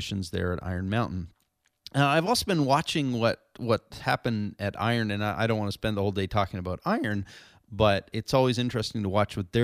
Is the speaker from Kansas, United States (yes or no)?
no; San Diego, California, United States; my hometown here in San Diego